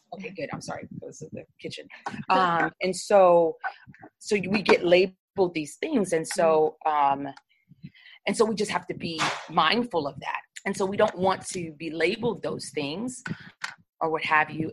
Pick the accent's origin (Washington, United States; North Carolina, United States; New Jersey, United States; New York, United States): New York, United States; accent: New York; I sound like I'm from New York